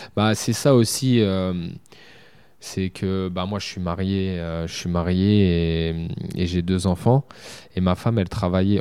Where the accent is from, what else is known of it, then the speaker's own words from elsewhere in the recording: Châteauroux, Centre-Val de Loire, France; Moi, aujourd'hui, je suis de Châteauroux